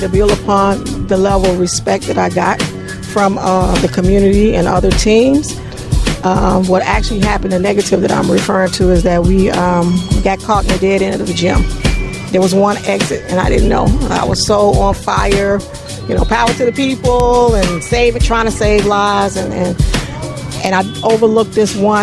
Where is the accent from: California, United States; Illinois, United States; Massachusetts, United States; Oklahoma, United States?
Illinois, United States; Chicago; I'm from Inglewood, born and raised